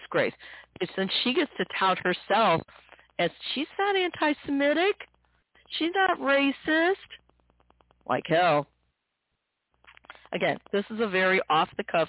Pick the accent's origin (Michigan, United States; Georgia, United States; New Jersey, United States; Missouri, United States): Missouri, United States; St. Louis; here in my hometown of St. Louis